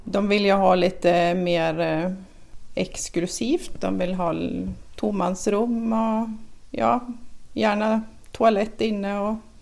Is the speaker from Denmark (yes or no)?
no; Sweden; som svensk